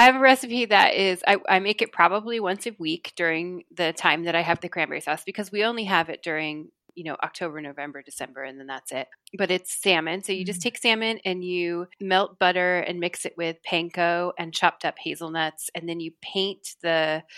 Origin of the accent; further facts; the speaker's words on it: Welches, Oregon, United States; I grew up in Welch's, which is on Mount Hood